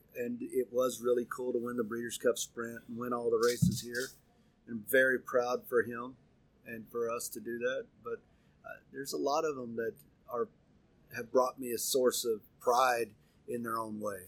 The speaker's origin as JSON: {"language": "English", "town": "Pocola", "region": "Oklahoma", "country": "United States", "tie": "born or raised there", "moved": "yes", "said": "I was raised in Pocola, Oklahoma, which is on the border of Arkansas and Oklahoma."}